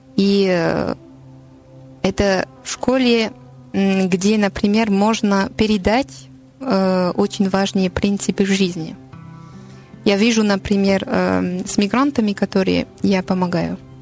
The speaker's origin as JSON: {"language": "Russian", "town": "Paris", "region": "Île-de-France", "country": "France", "second_language": "Russian", "said": "я француженка из Парижа"}